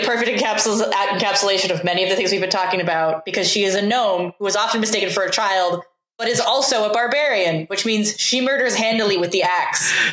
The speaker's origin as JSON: {"language": "English", "area": "West Coast", "region": "Oregon", "country": "United States", "tie": "born or raised there", "said": "I grew up on the West Coast where like mm-hmm. access to Japanese, like a lot of cities in Oregon are like sister cities with Japanese cities."}